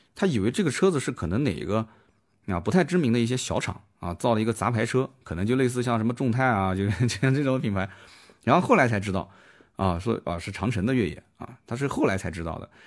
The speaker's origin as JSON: {"language": "Chinese", "region": "Jiangsu", "country": "China", "said": "我们江苏这边"}